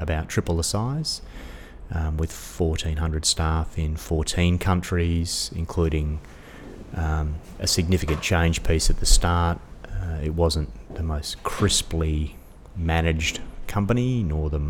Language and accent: English; Australia; also born or lived in Dubai; As an Australian